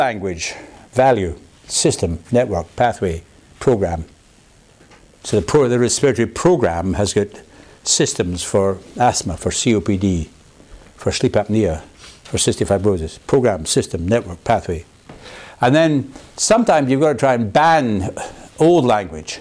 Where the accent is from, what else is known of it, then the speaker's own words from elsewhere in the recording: Glasgow, Scotland, United Kingdom; now in Oxford, United Kingdom; I am from Glasgow